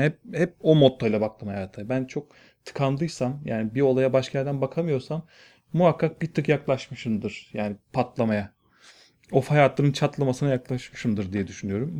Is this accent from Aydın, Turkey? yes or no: no; Bursa, Turkey; moved away as an adult; also born or lived in Elazığ / Erzurum / Ankara; now in Istanbul, Turkey; Bursa'da doğdum, Bursa'da büyüdüm.